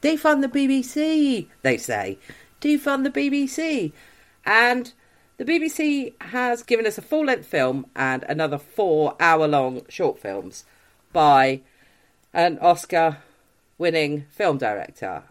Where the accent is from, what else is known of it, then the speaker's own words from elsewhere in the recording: United Kingdom; we, as a British people